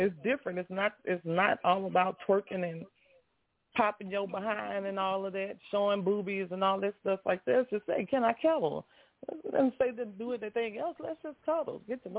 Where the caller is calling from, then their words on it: Alexandria, Louisiana, United States; I'm calling from Alexandria, Louisiana.